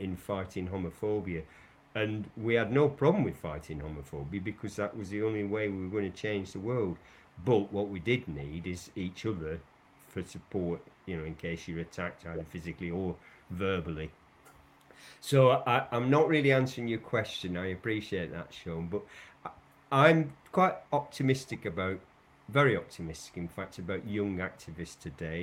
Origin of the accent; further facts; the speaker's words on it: Lancashire, North West England, United Kingdom; moved away; I come from originally from Lancashire, where cotton weaving was a big thing. And you know, I'm old enough to remember in my childhood the conditions that we grew up